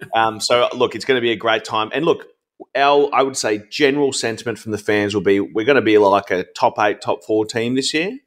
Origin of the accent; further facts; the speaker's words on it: Ringwood, Victoria, Australia; I grew up in Ringwood